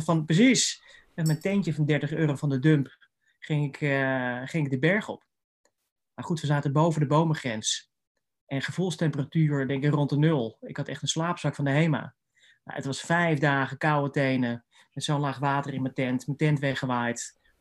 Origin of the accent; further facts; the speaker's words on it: Haarlem, North Holland, Netherlands; also born or lived in Amsterdam; ik ben opgegroeid in Haarlem, gestudeerd in Amsterdam.